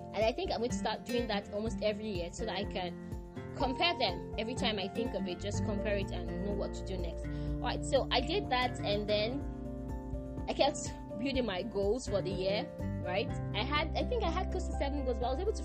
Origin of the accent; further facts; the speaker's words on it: Nigeria; as a Nigerian